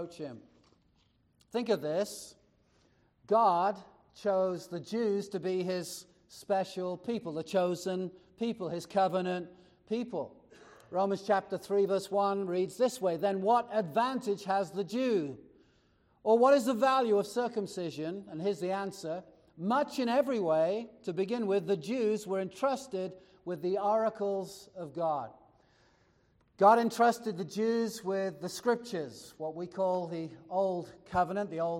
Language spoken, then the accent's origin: English; United States; We're American